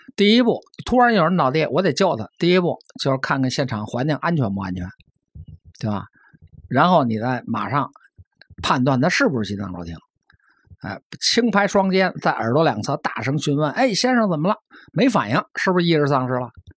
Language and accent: Chinese; China; 我是中国人